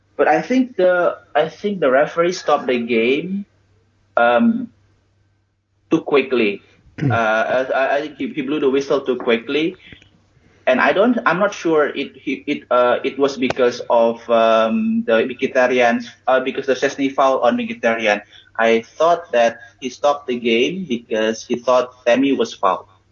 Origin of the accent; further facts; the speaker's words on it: Indonesia; growing up in Indonesia at that time